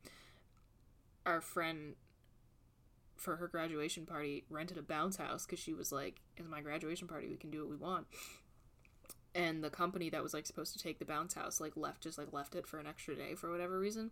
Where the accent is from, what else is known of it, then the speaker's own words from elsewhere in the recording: New York, United States; moved away; also born or lived in Virginia; I grew up in New York